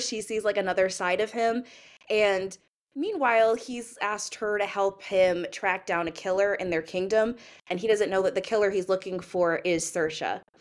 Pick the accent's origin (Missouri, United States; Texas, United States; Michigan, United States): Missouri, United States; St. Louis; also born or lived in Maine; I'm from Saint Louis, uh, Missouri, but I went to school in the suburbs